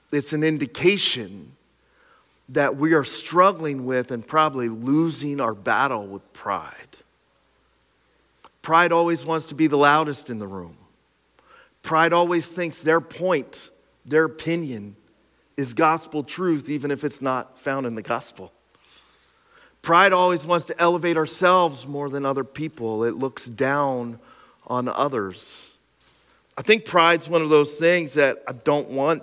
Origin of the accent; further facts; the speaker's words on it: Pine Grove, Pennsylvania, United States; my hometown of Pine Grove